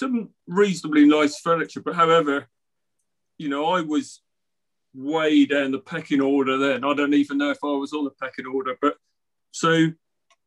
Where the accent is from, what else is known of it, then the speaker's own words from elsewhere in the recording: Cornwall, South West England, United Kingdom; my little village where I grew up in Cornwall